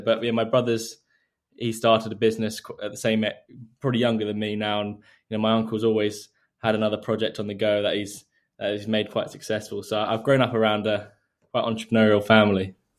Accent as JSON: {"language": "English", "area": "Surrey", "region": "South East England", "country": "United Kingdom", "tie": "born or raised there", "said": "recently moved around ten minutes away from where I grew up, so I've always been in the, the same area"}